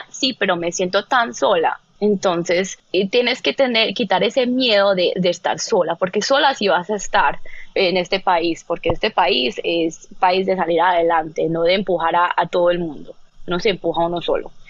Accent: Colombia; now in United States; Entonces, cuando yo llegué de Estados Unidos, eh, de, perdón, de Colombia, yo sí tenía un acento. Eh, y sobre todo a nivel profesional y estando en Nueva York y en Chicago

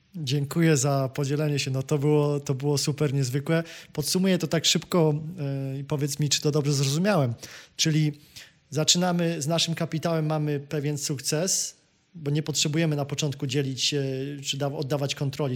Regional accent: Kraków, Lesser Poland, Poland; ja jestem Krakusem z Krakowa

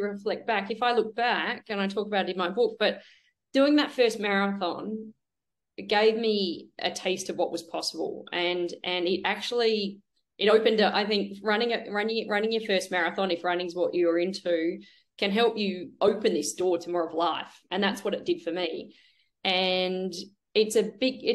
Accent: Melbourne, Victoria, Australia; born or raised there

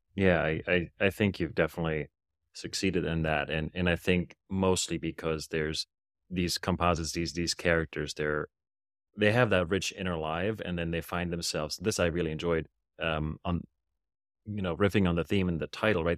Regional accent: Germany; English is a second language; I grew up in Germany

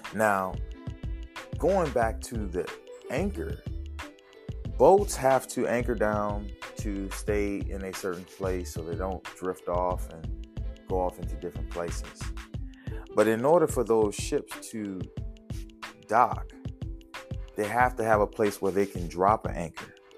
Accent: New Orleans, Louisiana, United States; accent: Louisiana; growing up in New Orleans and, and living in the project

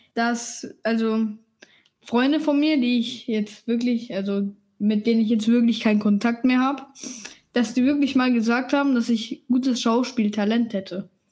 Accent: Germany; ich bin Deutsche.

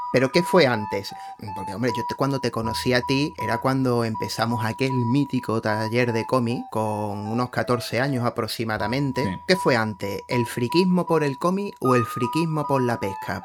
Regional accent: Spain; como españoles que somos

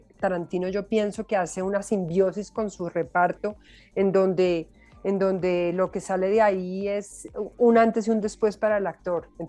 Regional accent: Cali, Valle del Cauca, Colombia; nosotros somos, los, los, caleños en particular, son, bailan, pues tienen una cosa en las caderas absolutamente fantástica.

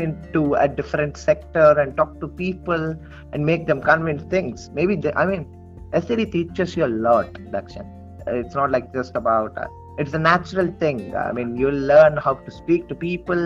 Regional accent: Tirupati, Andhra Pradesh, India; Tirupati, which is my hometown

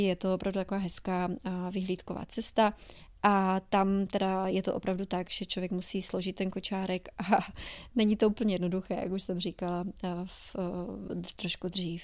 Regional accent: Czechia; moved away as an adult; now in New Orleans, United States; V Česku já jsem v životě neměla auto

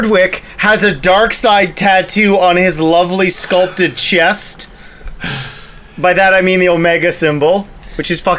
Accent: Canada; we're Canadian

